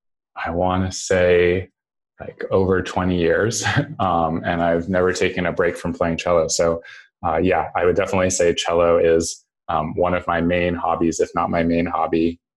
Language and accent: English; New York City, New York, United States; And as background, I grew up in New York City. I was in middle school on 9/11.